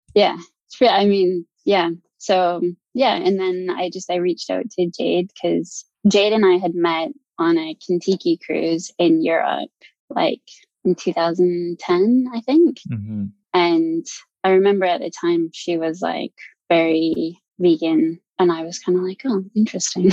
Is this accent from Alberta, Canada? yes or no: yes; Alberta, Canada; moved away as an adult; also born or lived in London, United Kingdom; now in New Zealand; growing up in Alberta